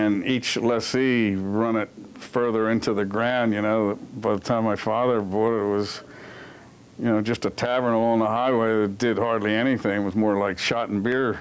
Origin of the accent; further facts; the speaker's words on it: Wayne, Pennsylvania, United States; I was born in Wayne, and my father was born in Wayne, and his father, no, his father came from Ireland. But he was a lifelong resident of Wayne, so am I.